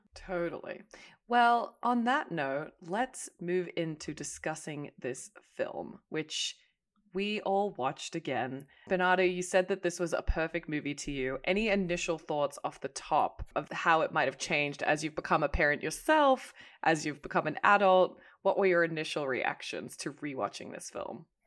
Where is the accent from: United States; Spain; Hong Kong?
Hong Kong; moved away; I grew up in Hong Kong